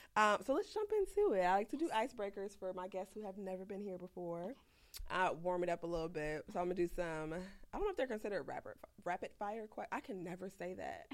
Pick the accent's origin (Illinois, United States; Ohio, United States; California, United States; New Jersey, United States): Illinois, United States; Chicago; I'm from the south side